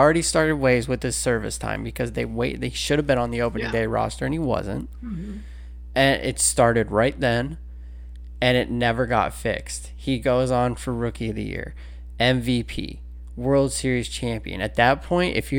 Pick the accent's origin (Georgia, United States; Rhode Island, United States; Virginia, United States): Georgia, United States; Atlanta; I grew up in Atlanta, and Chipper Jones was my guy